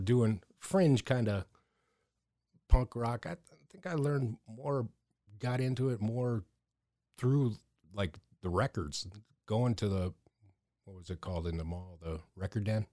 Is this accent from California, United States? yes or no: no; Erie, Pennsylvania, United States; growing up in Erie, being a punk rock dude on the streets